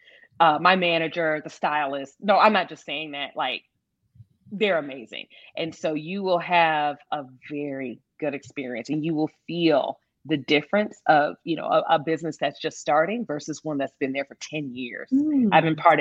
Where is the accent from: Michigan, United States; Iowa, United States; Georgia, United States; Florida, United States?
Michigan, United States; moved away as an adult; also born or lived in New York City, United States; now in Dallas, United States; I was born and raised in Michigan. And I lived in New York for 10 years